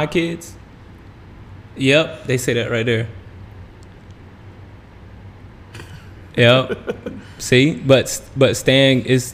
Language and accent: English; the South, United States; growing up in the South